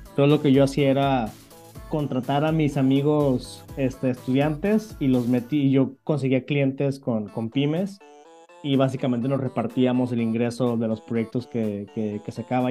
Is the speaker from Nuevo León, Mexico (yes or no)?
yes; Monterrey, Nuevo León, Mexico; soy originario de México, del norte de México, de, de Monterrey